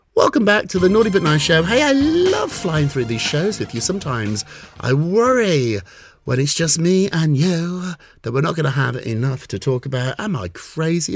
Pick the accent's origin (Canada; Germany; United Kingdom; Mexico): United Kingdom; I'm British